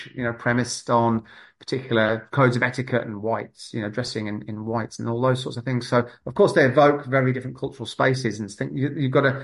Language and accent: English; North West England, United Kingdom; now in New Zealand; I grew up, I was born in 1973 in Northwest England, not too far from Yorkshire